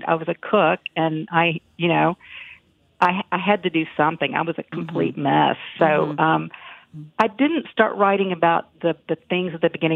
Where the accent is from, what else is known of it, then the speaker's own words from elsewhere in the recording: Galax, Virginia, United States; moved away; living with my aunt and uncle in my hometown, Galax, Virginia